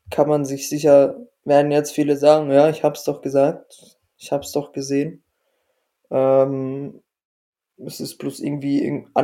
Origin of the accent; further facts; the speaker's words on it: Dresden, Saxony, Germany; ich meine, man hofft ja irgendwie als Dresdner immer, dass es Osnabrück da reinrutscht